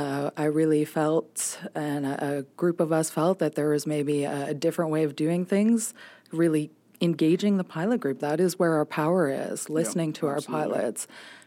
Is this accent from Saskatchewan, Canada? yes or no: yes; Saskatoon, Saskatchewan, Canada; moved away; I'm from Saskatoon, Saskatchewan, so that's my home province. I moved back to Saskatoon a couple years ago, actually